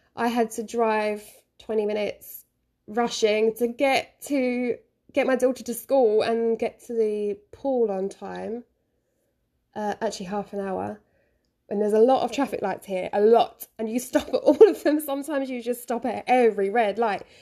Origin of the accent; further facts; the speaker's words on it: London, United Kingdom; now in Japan; I'm from London. I am a London girl